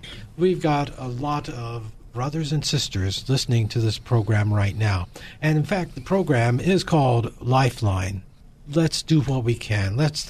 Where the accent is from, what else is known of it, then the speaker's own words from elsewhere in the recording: Midwest, United States; now in California, United States; I'm originally from the Midwest.